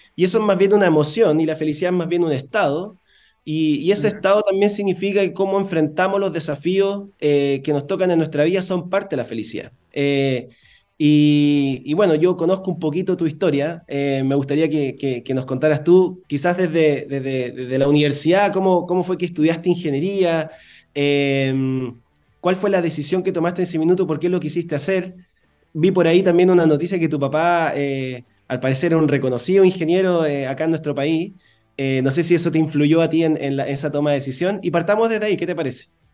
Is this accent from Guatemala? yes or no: no; Chile